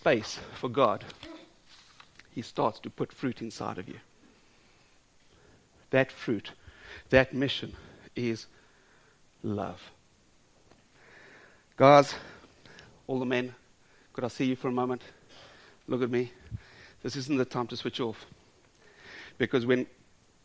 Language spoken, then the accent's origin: English; South Africa; I'm South African.